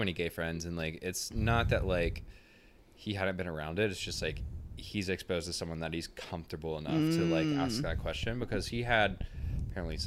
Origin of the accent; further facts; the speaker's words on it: the South, United States; I grew up in the South in a small town